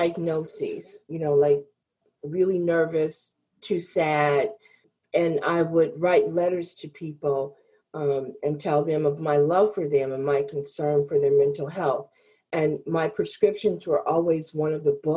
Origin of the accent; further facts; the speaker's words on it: Chicago, Illinois, United States; I grew up in the Chicago area